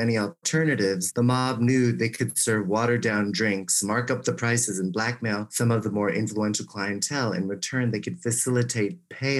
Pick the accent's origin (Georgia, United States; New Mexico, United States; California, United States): California, United States; San Francisco; I'm from San Francisco.